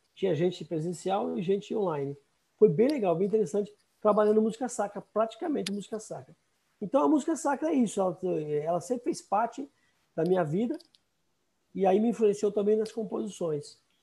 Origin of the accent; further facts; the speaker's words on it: São Paulo, Brazil; also born or lived in Minas Gerais; Eu nasci em Minas Gerais, nós mudamos para São Paulo, eu tinha oito anos